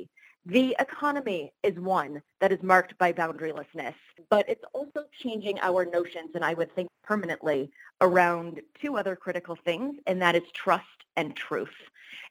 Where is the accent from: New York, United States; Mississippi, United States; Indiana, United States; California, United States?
New York, United States; Rochester; now in Rochester, United States; move to my hometown of Rochester